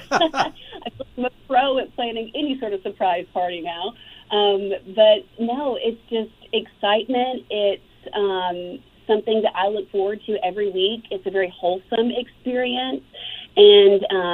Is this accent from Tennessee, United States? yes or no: yes; McMinnville, Tennessee, United States; I spent a lot of time growing up in McMinnville, Tennessee, at my great-grandmother's farm